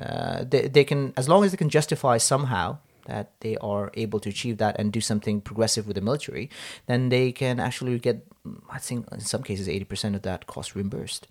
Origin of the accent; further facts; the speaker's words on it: Hong Kong; moved away as an adult; also born or lived in Nepal; I grew up in Hong Kong, uh, with, with my parents predominantly.